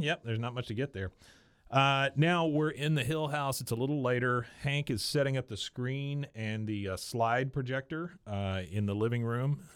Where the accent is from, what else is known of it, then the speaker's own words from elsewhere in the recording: Taiwan; when I was born in Taiwan and when I was a kid